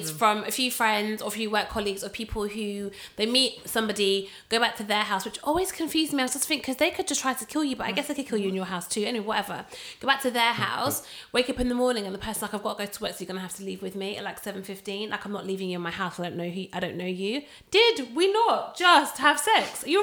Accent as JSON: {"language": "English", "country": "Jamaica", "said": "I'm Jamaican. I'm hype anyway."}